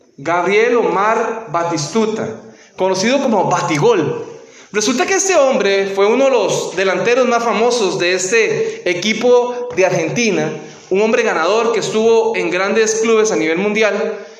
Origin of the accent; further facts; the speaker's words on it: Costa Rica; moved away as an adult; cuando trabajaba en mi país